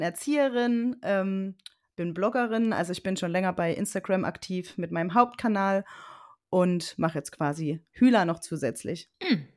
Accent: Leipzig, Saxony, Germany; ich komme aus dem Raum Leipzig

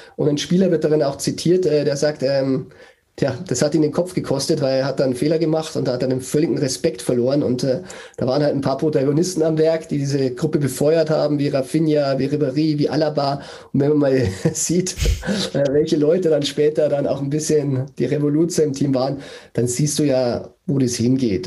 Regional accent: Bavaria, Germany; ich bin geborener Bayer

